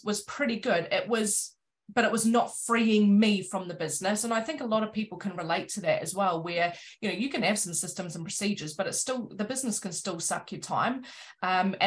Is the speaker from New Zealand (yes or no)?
yes; New Zealand; moved away as an adult; now in Cornwall, United Kingdom; I'm from New Zealand. I'm a Kiwi, but I live down in Cornwall.